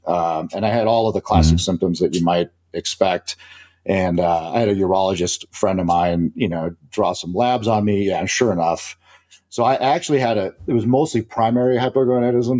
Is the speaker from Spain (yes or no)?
yes; Spain; moved away; I was born I was born in Spain